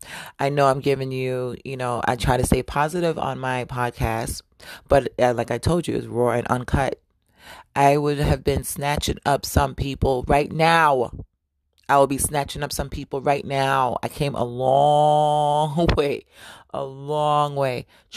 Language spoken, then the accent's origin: English; New York, United States; You know, growing up in New York was definitely a fashionable culture.